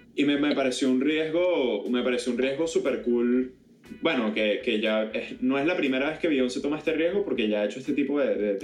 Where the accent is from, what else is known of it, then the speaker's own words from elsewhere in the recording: Venezuela; yo al final del día soy venezolano, independientemente de dónde hayan venido o no mis padres